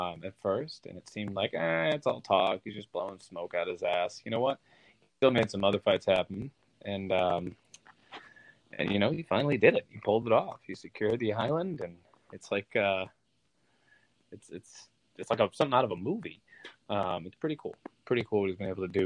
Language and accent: English; Boston, Massachusetts, United States; I grew up in the Massachusetts area, Boston area